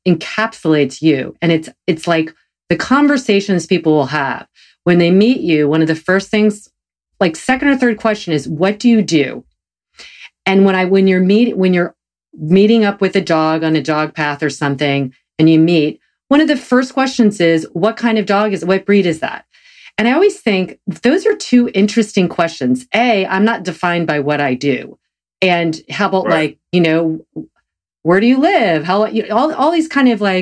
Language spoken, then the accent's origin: English; the South, United States; I'm a Protestant from the South.